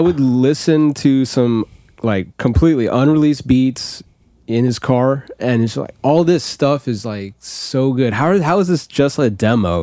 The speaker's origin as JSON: {"language": "English", "town": "Tampa", "region": "Florida", "country": "United States", "said": "I am from Tampa"}